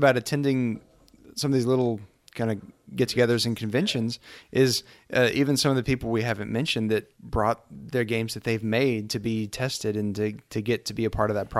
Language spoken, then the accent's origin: English; Abilene, Texas, United States; I'm from Abilene also.